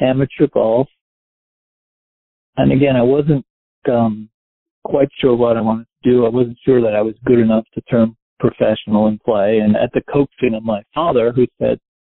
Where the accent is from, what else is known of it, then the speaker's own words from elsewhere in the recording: Westchester, New York, United States; moved away as an adult; also born or lived in New Orleans / Miami; I grew up in Westchester. I lived in the city till I was about 4, and we moved to Westchester